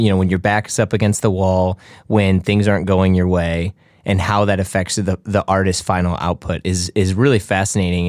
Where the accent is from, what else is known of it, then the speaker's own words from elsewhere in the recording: Midwest, United States; I'm from the Midwest